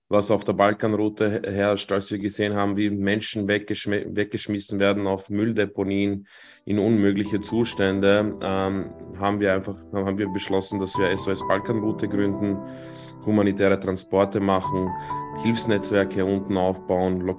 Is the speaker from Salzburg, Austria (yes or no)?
no; Vienna, Austria; aufgewachsen in Wien